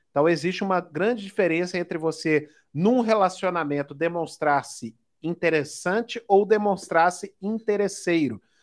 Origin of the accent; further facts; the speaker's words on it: Minas Gerais, Brazil; Sou, sou mineiro, né? Sou mineiro